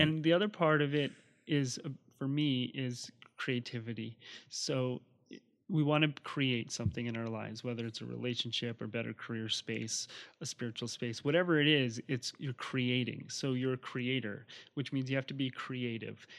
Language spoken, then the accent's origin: English; New Jersey, United States; moved away; also born or lived in Hawaii; I grew up on the East Coast in New Jersey